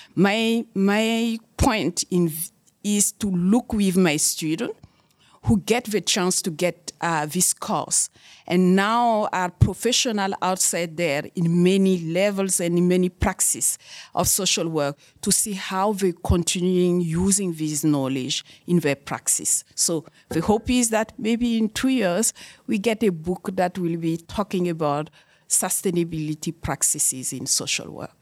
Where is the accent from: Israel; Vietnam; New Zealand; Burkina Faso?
Burkina Faso; moved away as an adult; also born or lived in Germany; now in Canada; in Burkina Faso, in my home country